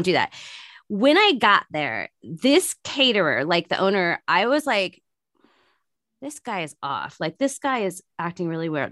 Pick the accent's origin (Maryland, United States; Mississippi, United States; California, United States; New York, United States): California, United States; San Francisco Bay Area; I'm not in San Francisco right now, but I'm from, I'm from San Francisco Bay Area